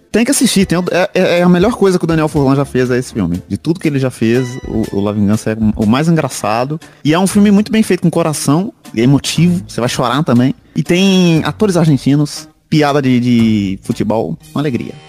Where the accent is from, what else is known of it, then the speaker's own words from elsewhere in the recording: Minas Gerais, Brazil; Eu viro paulista até, sou mineiro